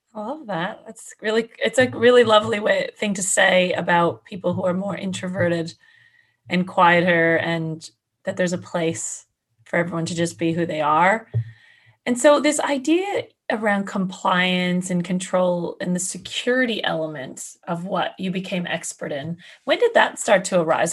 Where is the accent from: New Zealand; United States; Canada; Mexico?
Canada; now in Australia; I'm a Canadian in Australia